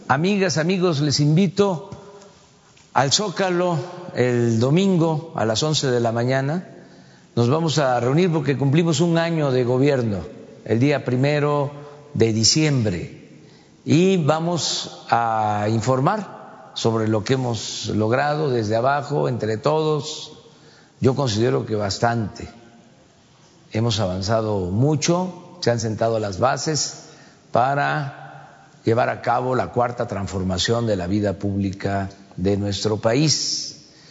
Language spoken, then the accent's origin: Spanish; Mexico; somos muchos los mexicanos